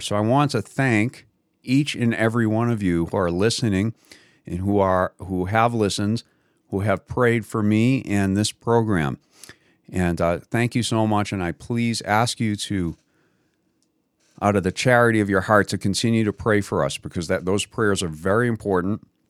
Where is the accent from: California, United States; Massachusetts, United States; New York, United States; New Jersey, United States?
Massachusetts, United States; that's in Massachusetts, which is where I'm originally from as well